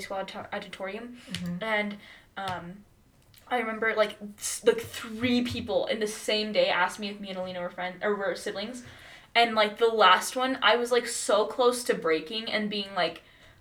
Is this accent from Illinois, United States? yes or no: no; Laramie, Wyoming, United States; also born or lived in Memphis, Tennessee; I'm from Laramie, Wyoming. Like, that's where I grew up.